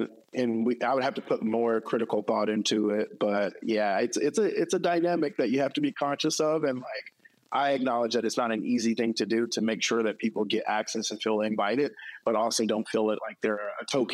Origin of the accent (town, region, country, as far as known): North Fulton County, Georgia, United States; born or raised there; also born or lived in South Central Los Angeles, California